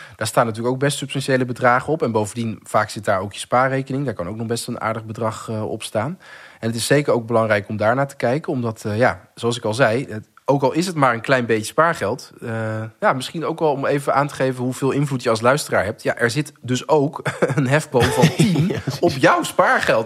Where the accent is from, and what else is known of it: Netherlands